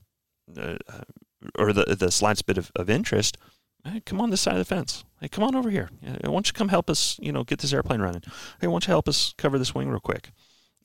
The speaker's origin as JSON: {"language": "English", "town": "Rhinebeck", "region": "New York", "country": "United States", "tie": "born or raised there", "said": "I was born and raised in Rhinebeck, New York, home of old Rhinebeck Aerodrome"}